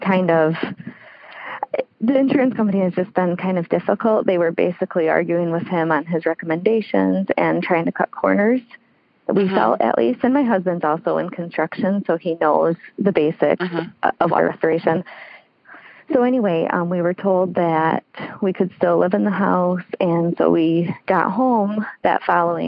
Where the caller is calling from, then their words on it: Michigan, United States; I'm calling from Michigan